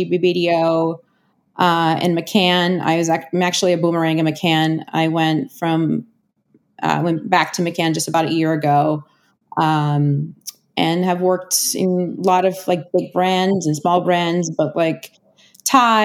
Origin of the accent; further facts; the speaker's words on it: Rio de Janeiro, Brazil; moved away as an adult; now in New York, United States; I was born and raised in Rio